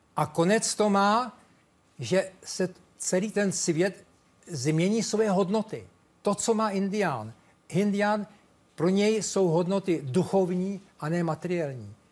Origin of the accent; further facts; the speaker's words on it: Czechia; já jsem Čech, tady jsem vychován